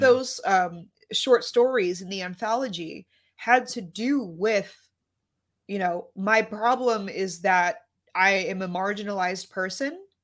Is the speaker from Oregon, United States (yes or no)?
no; New York City, New York, United States; I grew up in Lower Manhattan